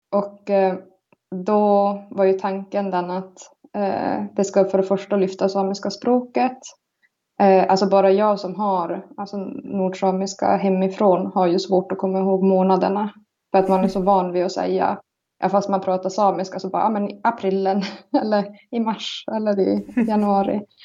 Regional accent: Karesuando, Norrbotten County, Sweden; also born or lived in Palojoensuu, Finland; now in Väddö, Sweden; jag är från Karesuando. Eh, född i Finland, i Palojoensu. Och så flyttade vi till svenska sidan

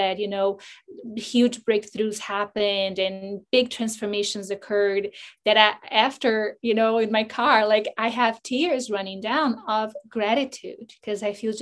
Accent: Brazil; moved away as an adult; I'm from Brazil

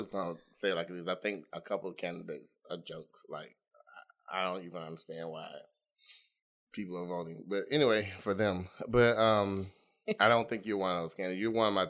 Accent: Dolomite, Alabama, United States; I'm 52. I graduated high school in 1985. I went to Pleasant Grove High School because I grew up in Dolomite.

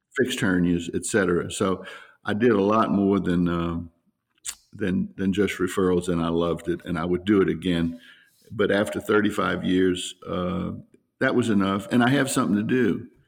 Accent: New Orleans, Louisiana, United States; also born or lived in Slidell, Louisiana; I'm from New Orleans and, uh, lived there for, um, twenty-one years, twenty-two years until I moved to Slidell

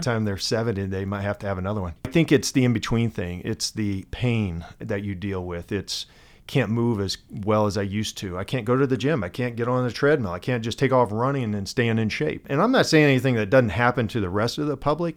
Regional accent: Missouri, United States; I'm from Missouri

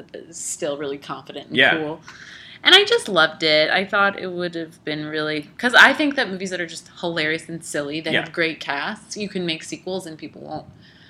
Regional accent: United States; I'm American

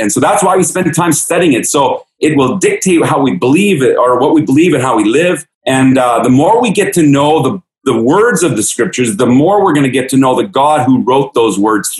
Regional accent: Baden-Württemberg, Germany; I grew up in Germany. My mom and dad were missionaries in Germany. I grew up in the Black Forest in southwestern Germany, right on the border of Switzerland and France.

